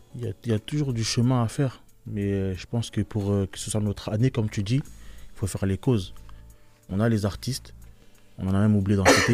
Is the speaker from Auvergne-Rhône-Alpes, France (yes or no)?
no; Limay, Île-de-France, France; On est issu de la ville de Limay